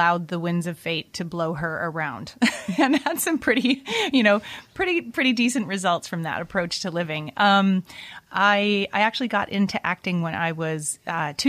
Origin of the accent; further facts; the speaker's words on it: Vancouver, British Columbia, Canada; I was growing up in Vancouver, Canada